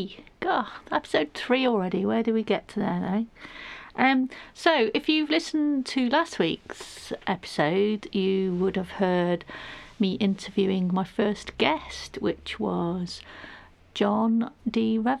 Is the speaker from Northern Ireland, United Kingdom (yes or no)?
no; Manchester, North West England, United Kingdom; That shows you where I'm from. I'm from Manchester originally. Can't tell by the accent, I know.